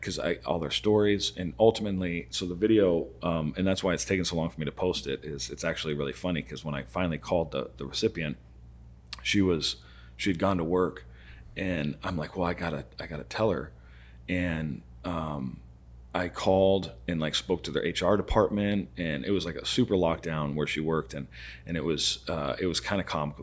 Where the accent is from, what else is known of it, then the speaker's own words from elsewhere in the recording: Arizona, United States; I've been roofing in Arizona for twenty-five years, so almost my whole life.